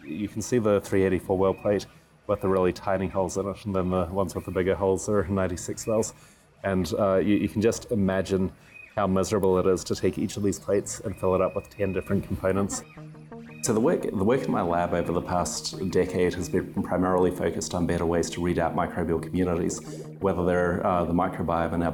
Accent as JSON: {"language": "English", "town": "Dunedin", "region": "Otago", "country": "New Zealand", "tie": "born or raised there", "also_born_or_lived": "United States", "moved": "as an adult", "lives_now": "San Diego, United States", "said": "I grew up in Dunedin, New Zealand, so it's on the South Island"}